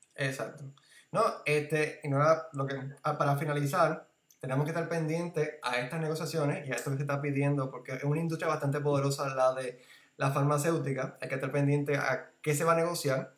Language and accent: Spanish; Puerto Rico; somos ciudadanos puertorriqueños